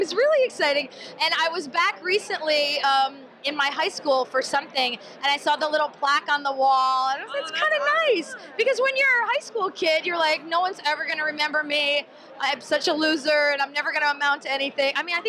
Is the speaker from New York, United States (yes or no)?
yes; Albany, New York, United States; my hometown of Albany, New York.